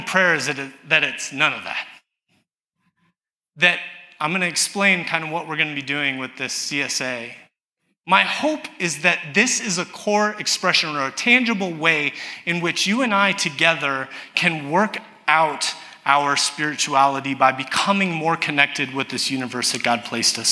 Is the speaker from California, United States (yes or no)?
yes; Southern California, United States; I grew up in Southern California, where we didn't know what recycling was